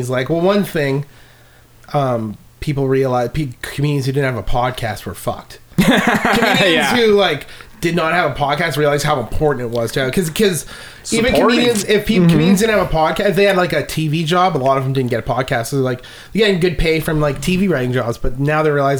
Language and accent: English; Canada; I'm a Canadian